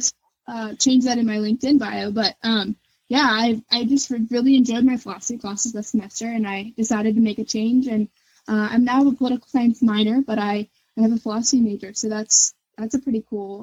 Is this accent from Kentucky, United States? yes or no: yes; Northern Kentucky, United States; growing up in Northern Kentucky